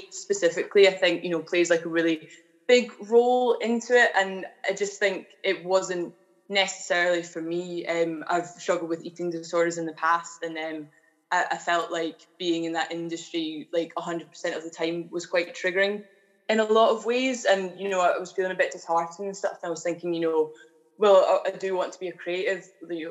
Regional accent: Edinburgh, Scotland, United Kingdom; I am originally from the East Coast in Edinburgh, the lovely capital city of Scotland, that is. And I grew up, went to school

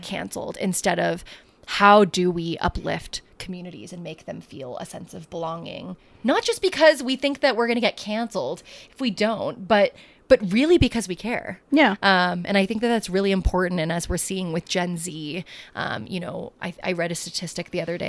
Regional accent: United States; I'm not an immigrant. I was born here

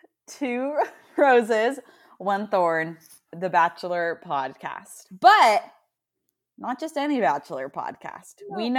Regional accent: Nebraska, United States; now in Texas, United States; We're both from Nebraska.

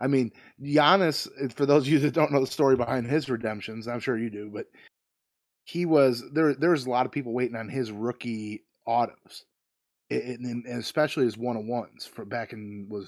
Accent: Ireland; As an Irishman, I feel it necessary to root for Rory McIlroy.

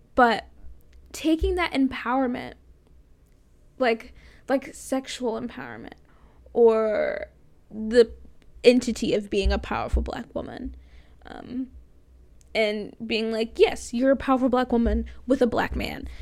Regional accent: Florida, United States; moved away; I'm from Florida

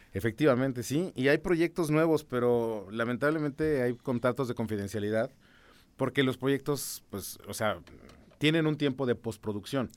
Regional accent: San Juan del Río, Querétaro, Mexico; Yo viví casi toda mi infancia en San Juan del Río

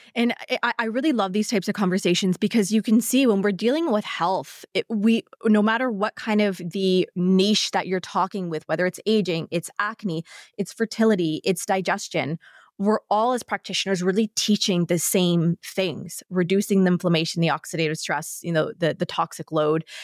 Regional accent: Canada; being a Canadian, living in, uh, winter climate here

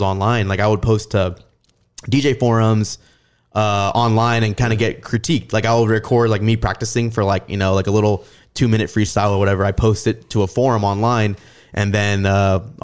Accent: San Antonio, Texas, United States; I'm from San Antonio

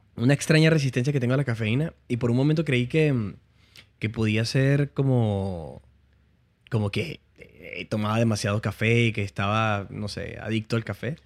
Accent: Puerto Ayacucho, Amazonas, Venezuela; accent: Venezuelan; moved away as an adult; also born or lived in Barquisimeto, Venezuela; now in Miami, United States; volví de la universidad, yo, estudiaba en la universidad en Barquisimeto. Ok. Y volví de visita a Puerto Ayacucho.

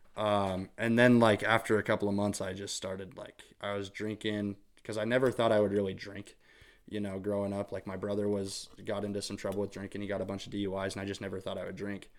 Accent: St. Anthony, Idaho, United States; I grew up in Saint Anthony, Idaho

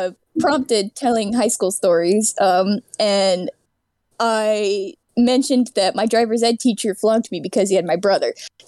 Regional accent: Virginia, United States; moved away as an adult; now in California, United States; I grew up in Virginia. I moved to Cali recently.

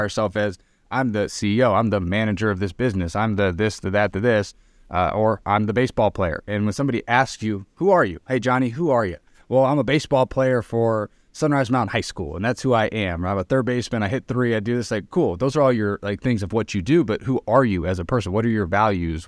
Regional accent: Arizona, United States; moved away as an adult; also born or lived in Reno, Nevada; I'm from Arizona

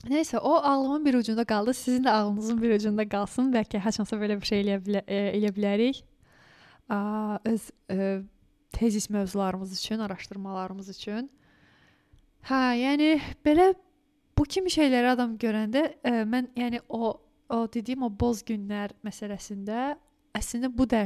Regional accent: Lankaran, Azerbaijan; moved away; bax mən Lənkəranlıyam.

